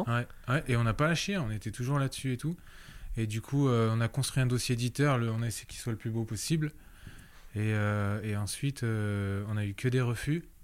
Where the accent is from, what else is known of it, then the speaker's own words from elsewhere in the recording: Réunion; moved away as an adult; also born or lived in Paris; je suis rentré à La Réunion